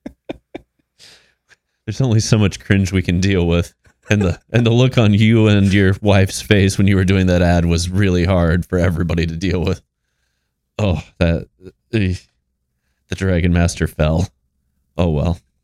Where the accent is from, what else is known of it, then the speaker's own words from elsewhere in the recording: Iowa, United States; I'm an Iowa boy